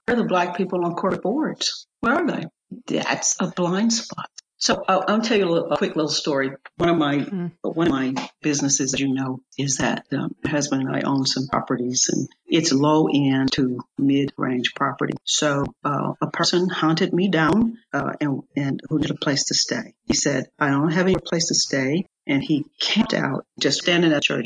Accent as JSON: {"language": "English", "country": "United States", "said": "as an American"}